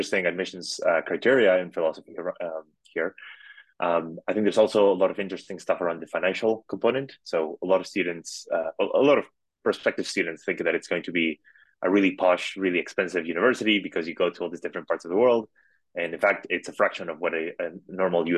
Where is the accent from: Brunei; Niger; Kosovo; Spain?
Spain; Madrid, Community of Madrid; moved away as an adult; I grew up in Madrid, in Spain